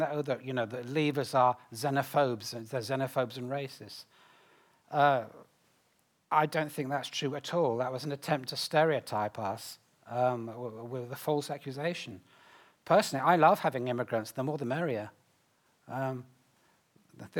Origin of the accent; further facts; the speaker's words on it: United Kingdom; me as a Brit